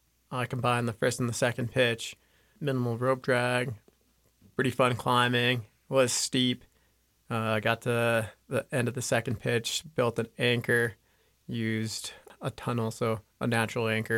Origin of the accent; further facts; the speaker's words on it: Jackson, Wyoming, United States; also born or lived in Mexico; I'm originally from Mexico. I was born there. I was brought over when I was 2, grew up here in Jackson